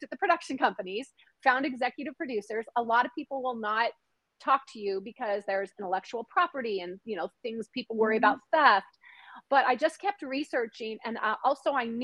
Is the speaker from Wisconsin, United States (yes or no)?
no; Washington, United States; I grew up in Washington State, literally near the border